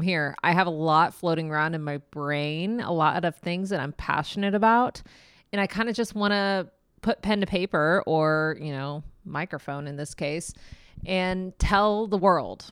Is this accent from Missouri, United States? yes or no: yes; Kansas City, Missouri, United States; I am from Kansas City, Missouri